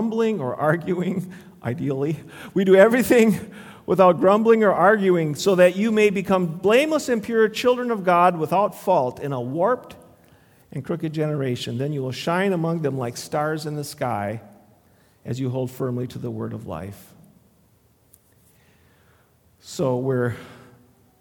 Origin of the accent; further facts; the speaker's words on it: Le Sueur, Minnesota, United States; I grew up in Le Sueur